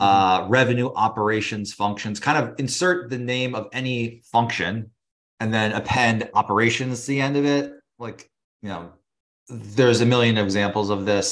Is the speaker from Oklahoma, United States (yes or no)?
no; California, United States; moved away as an adult; now in New York, United States; I'm originally from California, but now I've been living in New York for about ten years